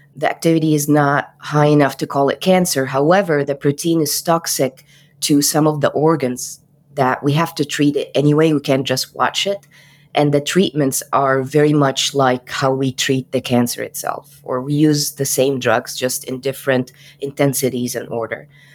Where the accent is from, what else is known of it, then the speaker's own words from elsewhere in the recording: Cairo, Cairo Governorate, Egypt; moved away; I am from Cairo, Egypt